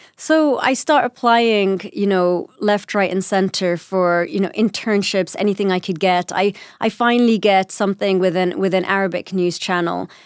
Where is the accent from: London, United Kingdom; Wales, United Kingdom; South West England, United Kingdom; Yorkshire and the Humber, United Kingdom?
London, United Kingdom; accent: British; first language English; I was born in London and I still had a British accent